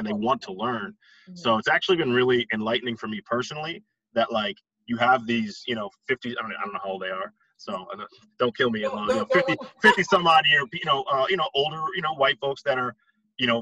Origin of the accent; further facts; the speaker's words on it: Westchester County, New York, United States; I grew up in Westchester County.